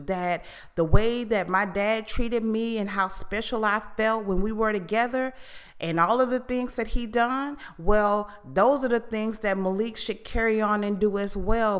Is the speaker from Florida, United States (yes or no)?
yes; Fort Lauderdale, Florida, United States; I am from Fort Lauderdale